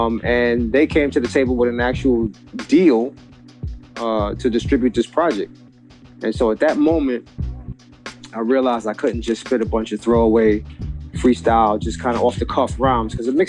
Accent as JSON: {"language": "English", "town": "New York City", "region": "New York", "country": "United States", "lives_now": "New Jersey, United States"}